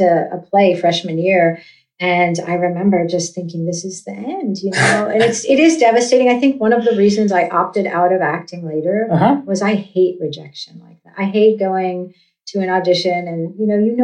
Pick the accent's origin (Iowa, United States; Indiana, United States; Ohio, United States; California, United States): California, United States; moved away as an adult; also born or lived in New York; I grew up in California.